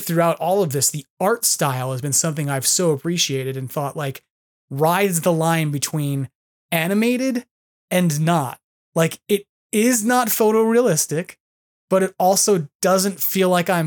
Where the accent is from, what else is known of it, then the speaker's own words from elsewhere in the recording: New York, United States; now in California, United States; I'm a New Yorker